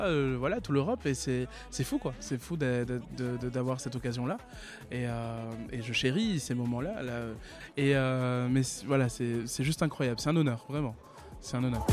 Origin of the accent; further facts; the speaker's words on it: Réunion; now in Toulouse, France; j'habite à Toulouse et je suis originaire de La Réunion